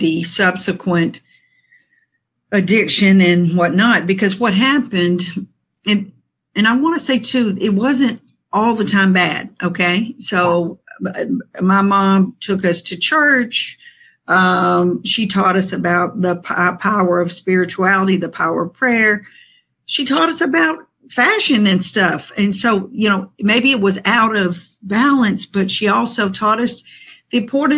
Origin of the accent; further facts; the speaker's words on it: Atlanta, Georgia, United States; I was born here in Atlanta, Georgia, from a family that was born and raised